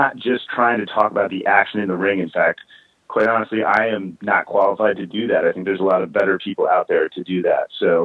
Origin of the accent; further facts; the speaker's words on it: Central Virginia, United States; moved away; I was raised in Central Virginia, certainly not the boxing hotbed of America, but sort of rural Central Virginia